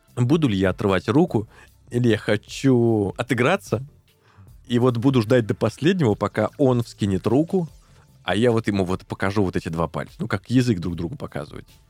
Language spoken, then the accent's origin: Russian; Tolyatti, Samara Oblast, Russia; мы оба с одного края, э, я из Тольятти